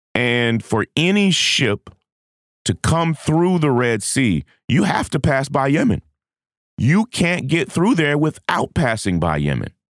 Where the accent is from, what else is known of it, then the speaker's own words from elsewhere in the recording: United States; as an American